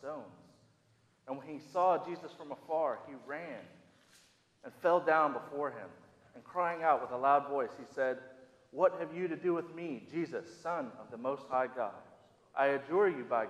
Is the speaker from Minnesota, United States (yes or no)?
yes; Minnesota, United States; now in Southern United States; I grew up in the Midwest, more specifically in Minnesota